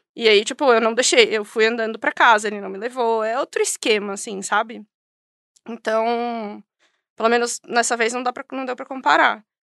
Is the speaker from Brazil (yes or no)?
yes; São Paulo, Brazil; moved away as an adult; now in Invercargill, New Zealand; sou de São Paulo, nasci cresci em São Paulo